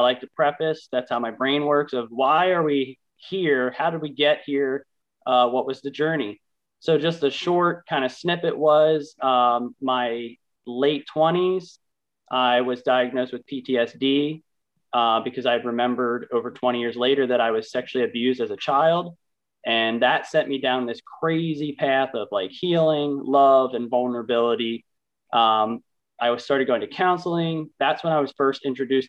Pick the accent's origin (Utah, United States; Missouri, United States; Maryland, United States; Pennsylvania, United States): Pennsylvania, United States; Lancaster County; I was born and raised here in Lancaster County.